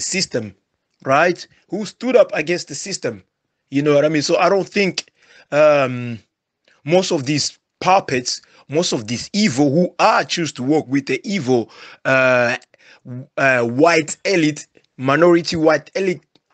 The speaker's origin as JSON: {"language": "English", "country": "DR Congo", "tie": "born or raised there", "said": "my president from where I was born in Congo, Felix Tshisekedi"}